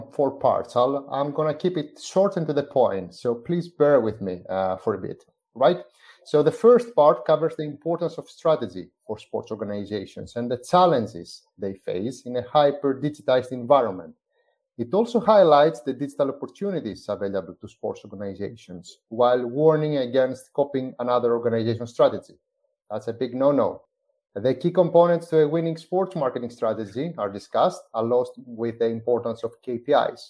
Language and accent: English; Athens, Attica, Greece; I'm originally from Athens, Greece